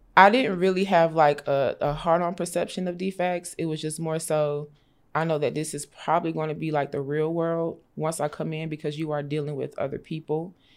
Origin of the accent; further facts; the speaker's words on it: Augusta, Georgia, United States; I grew up in Augusta, Georgia